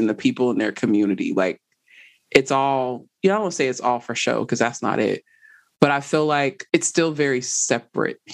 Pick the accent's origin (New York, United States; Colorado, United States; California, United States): California, United States; Southern; moved away as an adult; also born or lived in San Francisco Bay Area; now in West Tennessee, United States; I was born and raised in Southern Cal, but I spent a lot of time in the Bay.